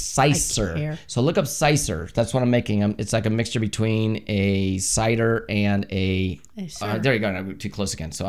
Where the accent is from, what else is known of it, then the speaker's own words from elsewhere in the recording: Ohio, United States; I was born in Ohio